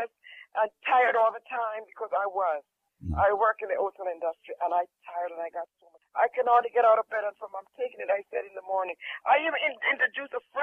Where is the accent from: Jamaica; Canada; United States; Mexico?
Jamaica; I'm from Jamaica